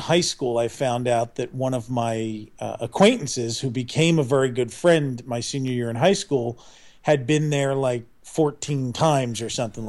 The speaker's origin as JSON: {"language": "English", "town": "Philadelphia", "region": "Pennsylvania", "country": "United States", "tie": "born or raised there", "said": "I'm Philadelphia born and raised."}